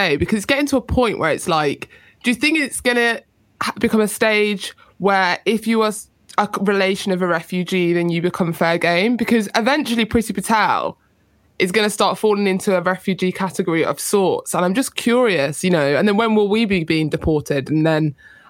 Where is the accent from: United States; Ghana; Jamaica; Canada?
Jamaica; I'm a Jamaican as well.